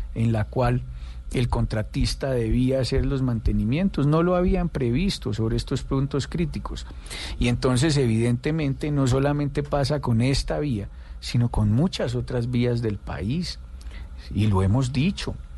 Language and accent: Spanish; Pereira, Risaralda, Colombia; yo soy de Pereira, Rizaralda